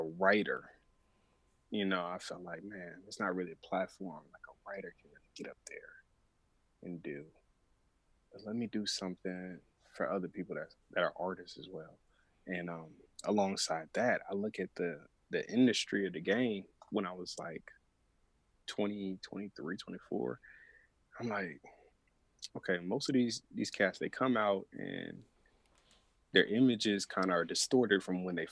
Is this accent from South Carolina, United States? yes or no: no; Atlanta, Georgia, United States; I'll still keep my Atlanta ties